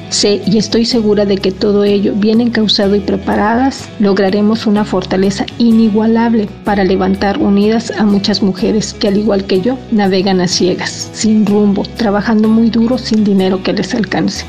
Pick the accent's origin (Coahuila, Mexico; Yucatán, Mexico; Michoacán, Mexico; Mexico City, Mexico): Mexico City, Mexico; now in Bahía de Banderas, Mexico; Nací en Ciudad de México, aunque actualmente resido en Bahía de Banderas, Nayarit.